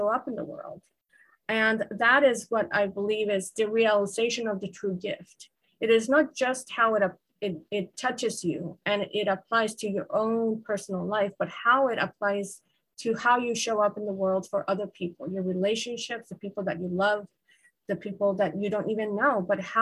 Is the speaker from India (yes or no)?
no; Guatemala; I grew up in a culture, I'm from Guatemala. I grew up in a culture where snakes are often deadly